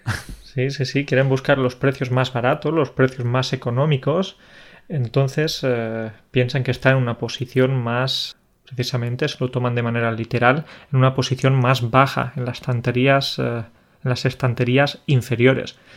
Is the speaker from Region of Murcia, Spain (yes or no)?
no; Andalusia, Spain; Yo soy andaluz